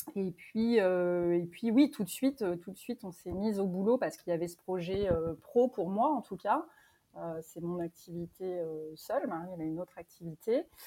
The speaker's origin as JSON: {"language": "French", "region": "Normandy", "country": "France", "also_born_or_lived": "Paris", "moved": "yes", "lives_now": "Périgord, France", "said": "je suis originaire de Normandie avec des attaches plutôt en Bretagne"}